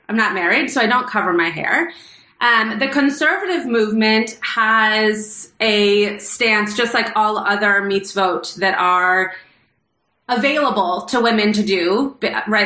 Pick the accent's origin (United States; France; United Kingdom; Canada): United States; Los Angeles, California; I grew up in Los Angeles, and I grew up very close to the Pico Robertson area